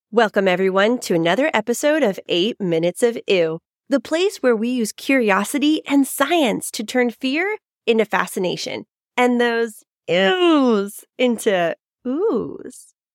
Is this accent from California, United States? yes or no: yes; San Diego, California, United States; my hometown, San Diego, California